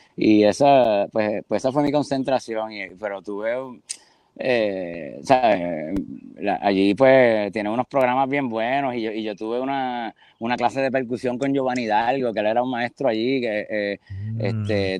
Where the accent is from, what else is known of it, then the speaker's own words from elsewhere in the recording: San Juan, Puerto Rico; moved away as an adult; also born or lived in Boston / Fort Lauderdale; soy de pues, San Juan, Río Piedra, sí, Santurce, eso es como un área ahí